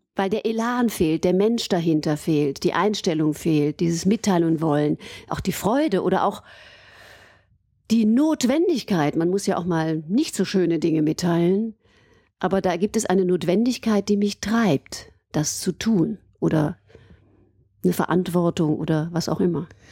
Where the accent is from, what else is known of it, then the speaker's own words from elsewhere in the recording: Aachen, North Rhine-Westphalia, Germany; moved away as an adult; also born or lived in Cologne / Vienna / Freiburg; ich bin gebürtige Aachenerin und habe äh, eben meine Kindheit in Aachen verbracht